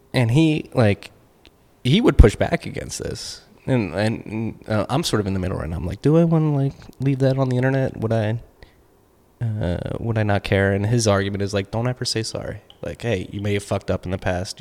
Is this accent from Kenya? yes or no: no; United States; I'm an American